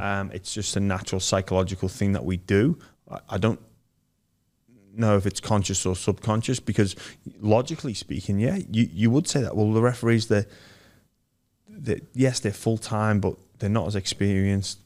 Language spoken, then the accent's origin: English; Liverpool, North West England, United Kingdom; moved away; I grew up in Liverpool